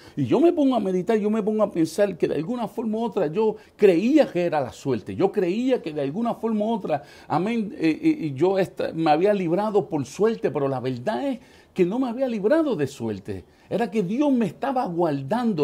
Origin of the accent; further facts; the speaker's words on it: New York City, New York, United States; en el año 1976 en la ciudad de Manhattan eh, eh, eh, nació